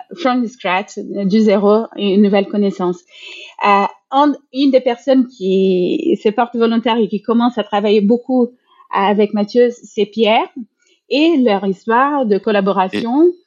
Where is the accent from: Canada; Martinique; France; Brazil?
Brazil; moved away; moi, je suis brésilienne